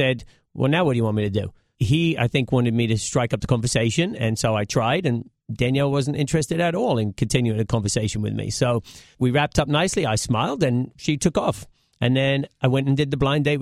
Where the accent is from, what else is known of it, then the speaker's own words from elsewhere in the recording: United Kingdom; moved away as an adult; also born or lived in Connecticut, United States; now in United States; I was born in right around London in England